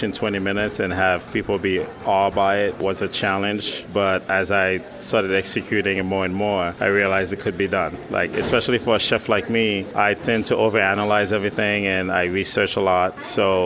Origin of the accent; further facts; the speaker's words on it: New York, United States; moved away as an adult; also born or lived in Puerto Rico; now in Philadelphia, United States; I'm from New York